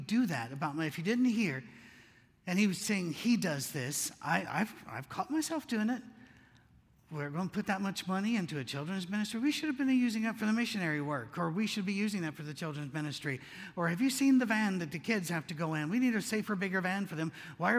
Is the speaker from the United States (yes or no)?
no; Scotland, United Kingdom; moved away; We came from Scotland. We thought it was huge, you know, because in Scotland, I don't know if you've seen their cars.